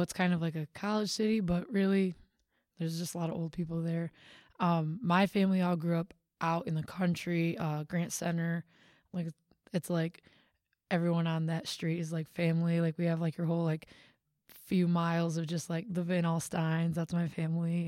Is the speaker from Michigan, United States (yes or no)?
yes; Big Rapids, Michigan, United States; I am from Michigan